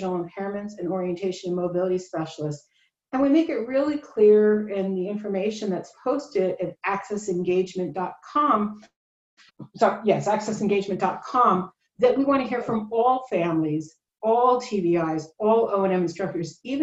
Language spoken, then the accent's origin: English; New Jersey, United States; now in Tucson, United States; I grew up in New Jersey